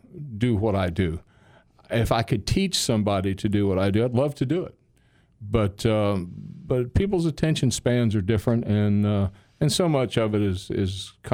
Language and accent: English; Louisville, Kentucky, United States; moved away; I'm originally from Louisville, Kentucky.